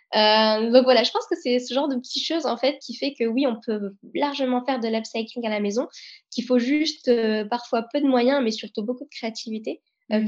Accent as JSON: {"language": "French", "country": "France", "said": "nous, on est français"}